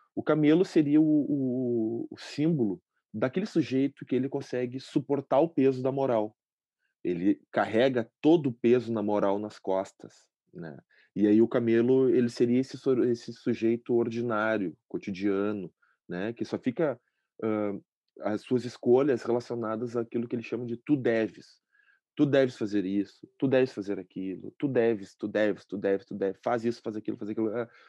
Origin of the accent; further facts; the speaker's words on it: Porto Alegre, Rio Grande do Sul, Brazil; Nasci aqui em Porto Alegre, moro aqui em Porto Alegre também